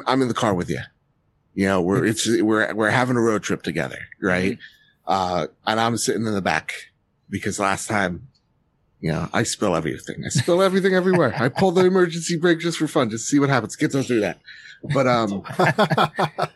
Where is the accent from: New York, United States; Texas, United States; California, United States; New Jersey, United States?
New Jersey, United States; I'm from Jersey, right? Mm-hmm. Parents from Jersey